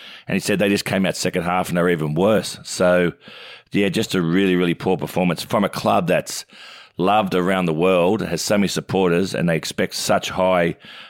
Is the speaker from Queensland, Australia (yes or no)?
no; Oak Flats, New South Wales, Australia; growing up in Oak Flats with my brother Brett and Grant